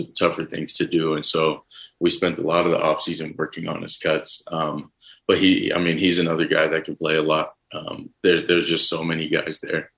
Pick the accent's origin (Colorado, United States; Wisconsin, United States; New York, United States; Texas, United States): Texas, United States; growing up in Texas